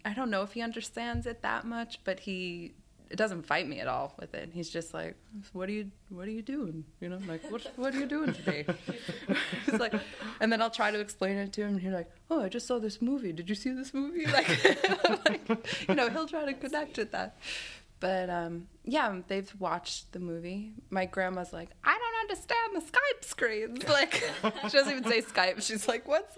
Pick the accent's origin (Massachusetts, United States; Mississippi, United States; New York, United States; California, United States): New York, United States; New York City; Yes, I'm from Staten Island, but half my family's Irish